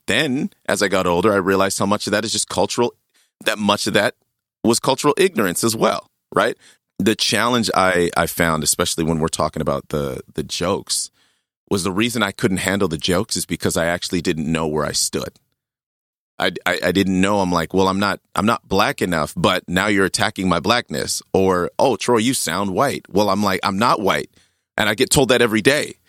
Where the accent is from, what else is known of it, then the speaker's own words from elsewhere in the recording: Saskatchewan, Canada; Growing up in, in Saskatchewan